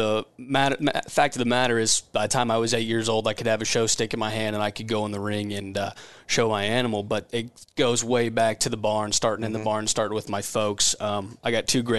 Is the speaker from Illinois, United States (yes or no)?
no; Seward, Nebraska, United States; I'm from Seward, Nebraska. Originally grew up on a Shorthorn